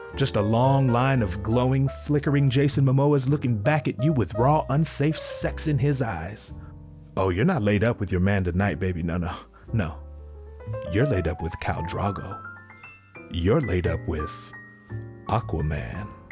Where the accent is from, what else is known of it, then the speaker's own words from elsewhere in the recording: California, United States; I'm from California. We don't know shit about harsh winters.